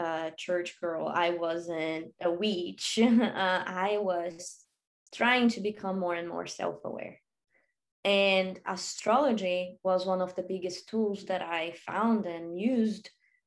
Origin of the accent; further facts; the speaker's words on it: Brazil; also born or lived in Australia / Europe; now in United States; I grew up in Brazil